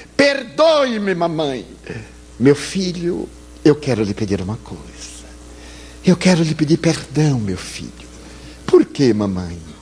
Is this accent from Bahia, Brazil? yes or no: yes; Bahia, Brazil; eu sou baiano